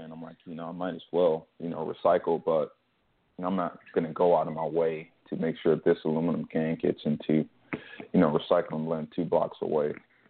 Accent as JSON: {"language": "English", "town": "Detroit", "region": "Michigan", "country": "United States", "tie": "born or raised there", "also_born_or_lived": "Los Angeles", "moved": "yes", "said": "I grew up in Michigan too. I was born and raised in Detroit, and I never saw recycling bins until I moved to probably Los Angeles."}